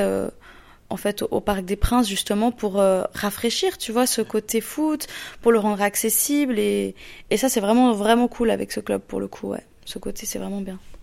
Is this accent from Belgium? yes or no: no; Lausanne, Vaud, Switzerland; je suis d'origine de Lausanne en Suisse